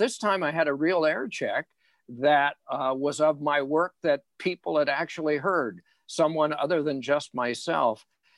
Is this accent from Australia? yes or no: no; Indiana, United States; And I never realized until later the sacrifice that my parents made, because the roads to Chicago from Indiana, this predated